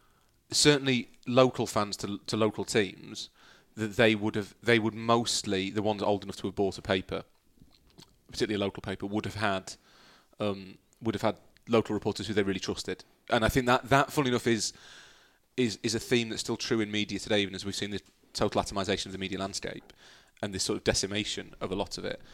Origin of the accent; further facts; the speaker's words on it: Yorkshire and the Humber, United Kingdom; I grew up in Yorkshire